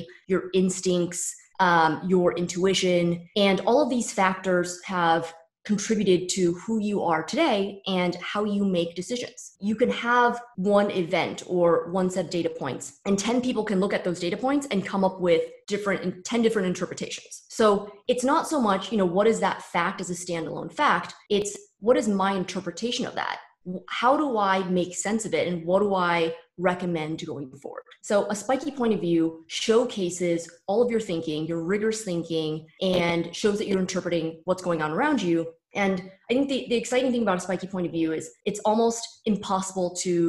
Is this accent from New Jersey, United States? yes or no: no; San Francisco Bay Area, California, United States; born or raised there; moved away as an adult; also born or lived in New York